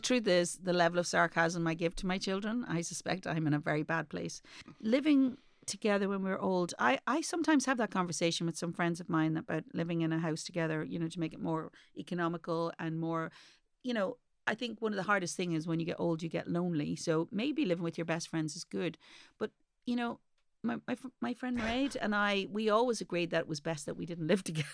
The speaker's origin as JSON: {"language": "English", "country": "Ireland", "said": "as an Irish mommy"}